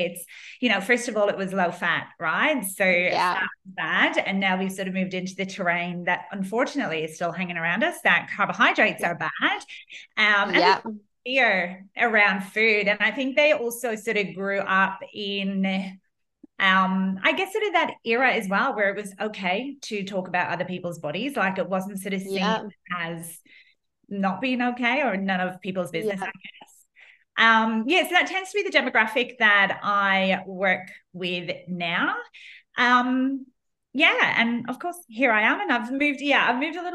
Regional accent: Ireland; moved away as an adult; now in Australia; I grew up in Ireland and came out to Australia probably about 14 years ago

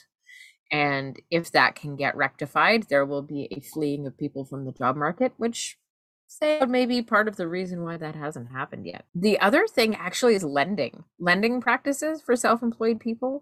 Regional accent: Canada; As a Canadian

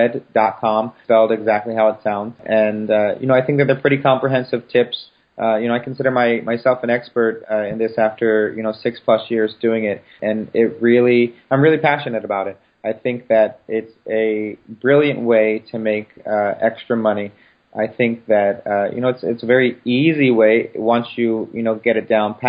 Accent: Baltimore, Maryland, United States; moved away; Baltimore, which is my hometown

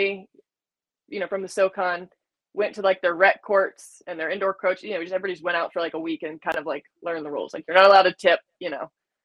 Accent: North Carolina, United States; I grew up in North Carolina

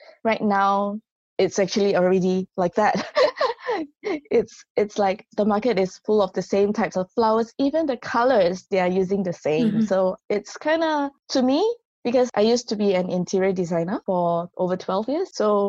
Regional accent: Singapore; moved away as an adult; now in South Korea; I grew up in Singapore, so our culture is really different.

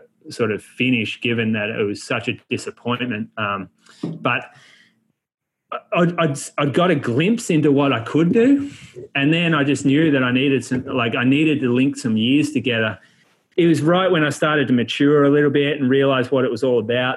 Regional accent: Australia; also born or lived in Chico, California; being an Australian on campus in a college town

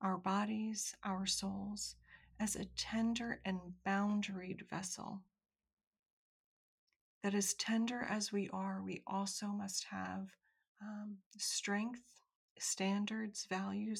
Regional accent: United States; I'm an American woman

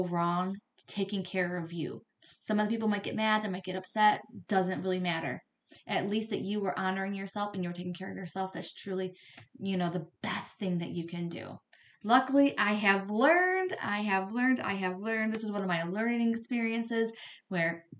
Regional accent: right outside Detroit, Michigan, United States; also born or lived in Flint, Michigan; I grew up right outside Detroit

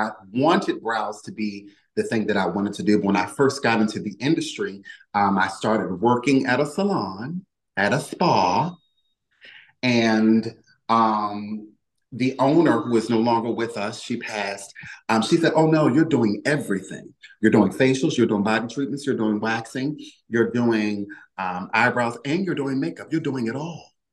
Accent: Baltimore, Maryland, United States; moved away as an adult; now in Philadelphia, United States; I'm originally from Baltimore, Maryland, but I moved to Philly

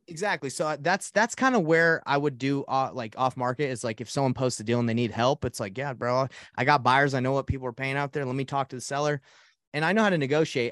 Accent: Atlanta, Georgia, United States; also born or lived in Portland, Oregon; now in Salt Lake City, United States; I grew up in Atlanta, Georgia

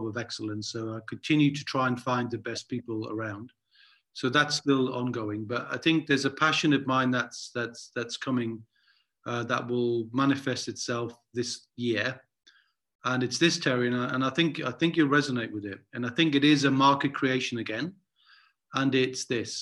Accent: Newcastle upon Tyne, North East England, United Kingdom; growing up in Newcastle

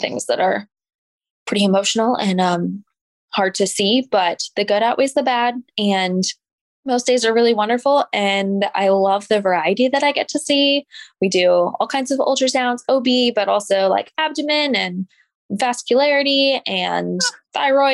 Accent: Kansas City, United States; also born or lived in Columbia, Missouri; I grew up in the Kansas City area

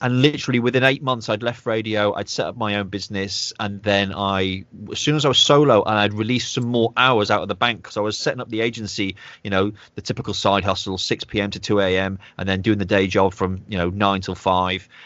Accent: United Kingdom; I'm very, you know, a proud British guy, even though I'm half Irish

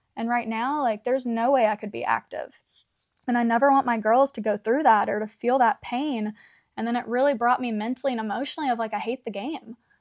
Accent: Canton, Georgia, United States; I was back home in Canton, Georgia

